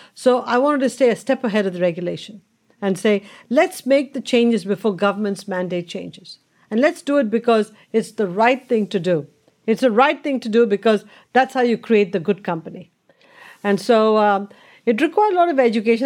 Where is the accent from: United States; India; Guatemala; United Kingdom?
India; born or raised there; moved away